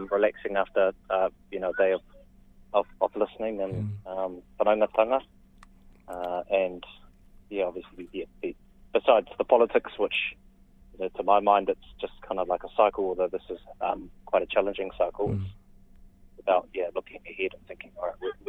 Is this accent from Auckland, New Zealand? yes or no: yes; Auckland, New Zealand; also born or lived in Whangarei; I was born in Whangarei, but raised in predominantly in Auckland